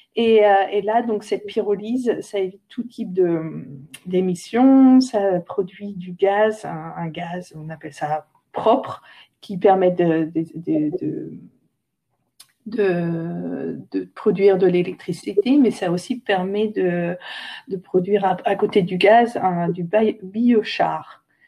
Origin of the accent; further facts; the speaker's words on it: Saint-Hilaire-Saint-Mesmin, Centre-Val de Loire, France; moved away; je viens de Saint-Hilaire-Saint-Mémin à côté d'Orléans